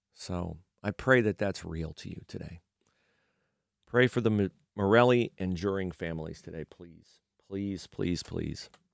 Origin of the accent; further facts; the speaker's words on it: United States; growing up in America